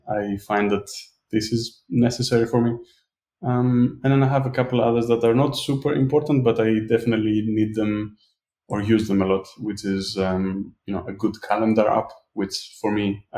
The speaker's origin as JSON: {"language": "English", "country": "Greece", "said": "I'm from Greece."}